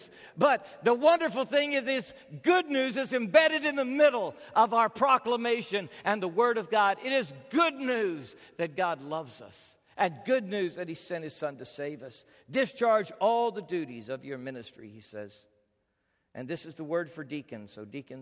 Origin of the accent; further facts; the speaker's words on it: United States; as an American